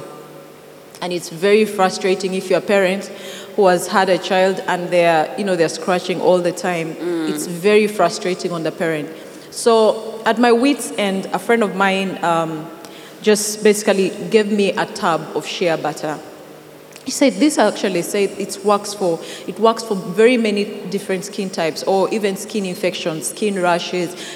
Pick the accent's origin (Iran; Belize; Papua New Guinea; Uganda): Uganda; Teso; moved away as an adult; also born or lived in Kampala; I come from Teso. So I'm basically bred, raised from Teso